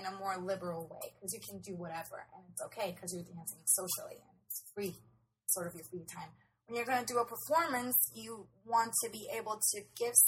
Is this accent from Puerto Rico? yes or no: yes; Puerto Rico; we're from Puerto Rico